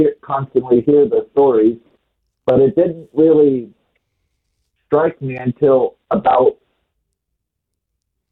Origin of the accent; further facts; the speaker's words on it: California, United States; now in Texas, United States; growing up in California